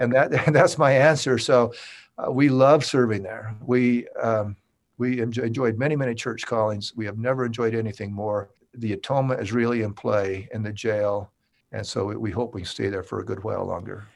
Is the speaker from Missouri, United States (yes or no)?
no; Millcreek, Utah, United States; Utah, born and raised. I grew up in the, in the Salt Lake City area. I was born in Mill Creek